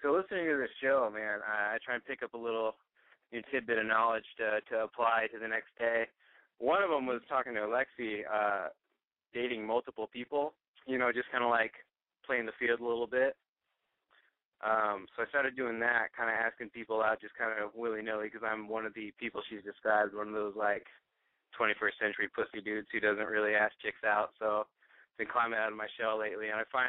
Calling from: Oregon, United States; 25, calling from Oregon.

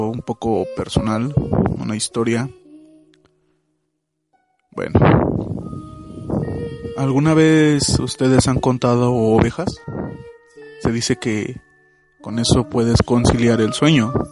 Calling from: Mexico City, Mexico; Hola, ¿qué tal? Ah … de la Ciudad de México. Ya he mandado algunos audios antes.

